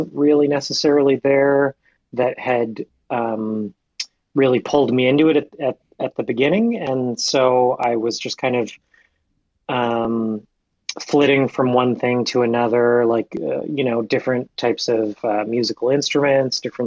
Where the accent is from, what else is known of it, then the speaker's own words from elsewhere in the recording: Atlantic Canada, Canada; moved away as an adult; now in Ottawa, Canada; when I was a young teenager growing up in Atlanta, Canada